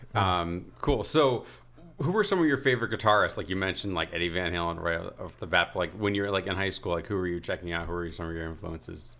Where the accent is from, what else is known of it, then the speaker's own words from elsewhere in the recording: New Haven, Connecticut, United States; I grew up in New Haven